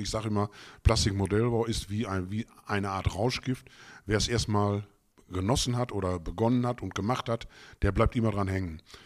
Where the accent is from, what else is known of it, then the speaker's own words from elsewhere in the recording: Gütersloh, North Rhine-Westphalia, Germany; also born or lived in Bünde; ich bin in Gütersloh geboren, bin auch dort zur Realschule, habe da die Realschule begonnen